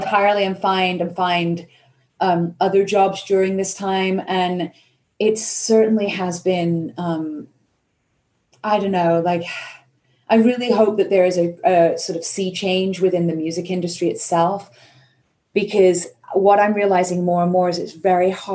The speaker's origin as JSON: {"language": "English", "country": "United Kingdom", "moved": "yes", "lives_now": "United States", "said": "I'm British"}